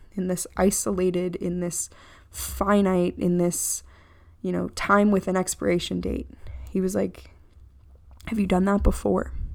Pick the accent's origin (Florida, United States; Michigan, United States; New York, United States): Florida, United States; I'm from Florida.